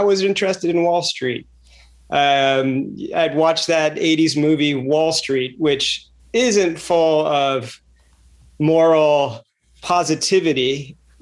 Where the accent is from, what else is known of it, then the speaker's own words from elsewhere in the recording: Reston, Virginia, United States; I grew up in the Washington, D.C. suburbs in Reston, Virginia